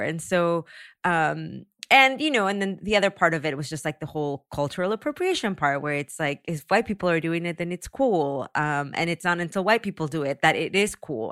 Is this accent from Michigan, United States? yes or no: no; San Antonio, Texas, United States; also born or lived in Mexico; now in Los Angeles, United States; I grew up in San Antonio